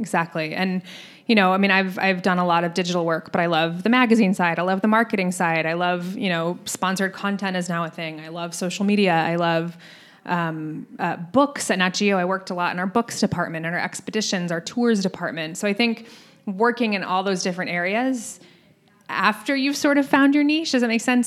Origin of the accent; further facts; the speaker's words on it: Scottsdale, Arizona, United States; moved away; I grew up in Scottsdale